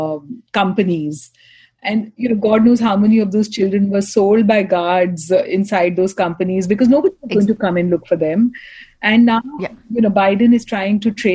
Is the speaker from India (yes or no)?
yes; Kolkata, West Bengal, India; I'm from India, from Calcutta